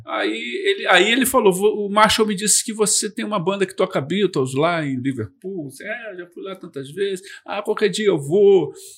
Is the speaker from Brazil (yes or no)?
yes; Brazil; eu sou lá do Brasil